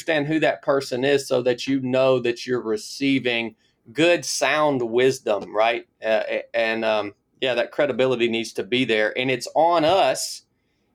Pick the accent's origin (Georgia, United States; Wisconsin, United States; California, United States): Georgia, United States; Northwest; moved away as an adult; I was born in Northwest Georgia, kind of in the foothills of the Appalachian Mountains. Grew up just a country kid in the woods